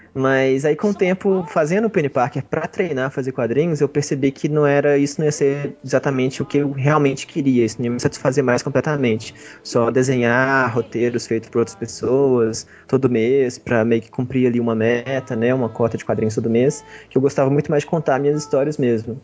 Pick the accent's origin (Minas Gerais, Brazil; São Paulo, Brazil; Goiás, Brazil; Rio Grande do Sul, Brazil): Minas Gerais, Brazil; Belo Horizonte; eu sou de Belo Horizonte mesmo, nasci e moro aqui